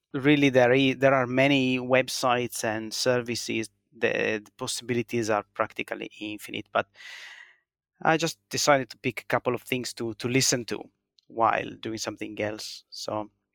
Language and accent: English; Italy; born or raised there; now in Finland